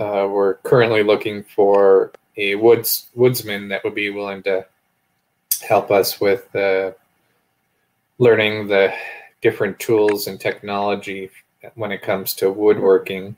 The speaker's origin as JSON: {"language": "English", "region": "Minnesota", "country": "United States", "tie": "born or raised there", "also_born_or_lived": "Mankato, Minnesota", "moved": "as an adult", "lives_now": "Bozeman, United States", "said": "I grew up in Minnesota"}